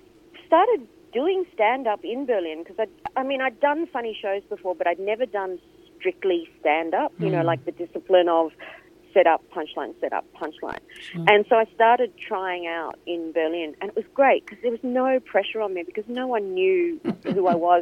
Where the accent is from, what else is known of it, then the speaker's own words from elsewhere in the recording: Singapore; born there; No. Originally, I was born in Singapore.